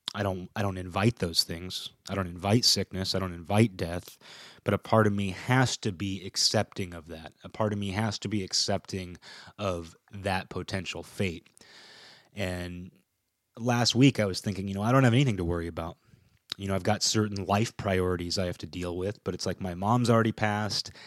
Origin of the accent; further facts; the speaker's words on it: Kirkland, Washington, United States; My hometown, Kirkland